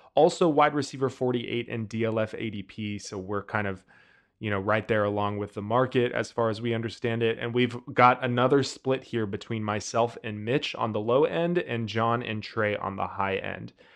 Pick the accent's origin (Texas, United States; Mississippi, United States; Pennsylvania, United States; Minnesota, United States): Texas, United States; we're all from Texas, so we kinda know a little bit of Spanish by osmosis